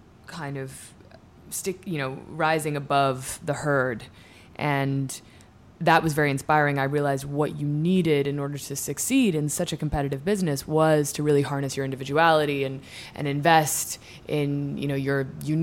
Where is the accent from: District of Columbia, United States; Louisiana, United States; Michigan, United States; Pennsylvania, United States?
District of Columbia, United States; Washington; moved away; also born or lived in New York City / Ireland / Southern California; I was born in New York City, moved to D.C. when I was 4, and grew up in Georgetown